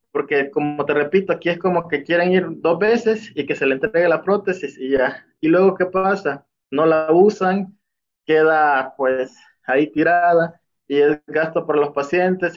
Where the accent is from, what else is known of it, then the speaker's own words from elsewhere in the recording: El Salvador; moved away as an adult; now in Mexico; Soy del Salvador. Actualmente estoy viviendo aquí en México. pues yo, mi formación fue en El Salvador